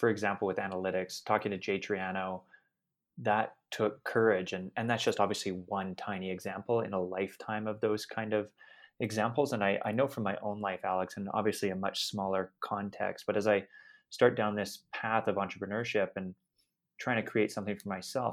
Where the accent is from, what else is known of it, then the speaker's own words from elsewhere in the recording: Canada; I'm Canadian